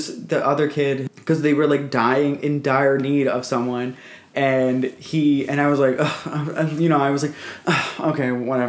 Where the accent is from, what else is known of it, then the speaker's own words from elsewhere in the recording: Cleveland, Ohio, United States; I'm from Cleveland.